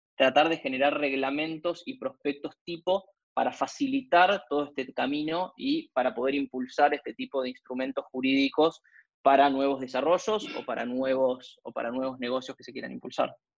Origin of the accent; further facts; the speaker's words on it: Argentina; como argentinos en general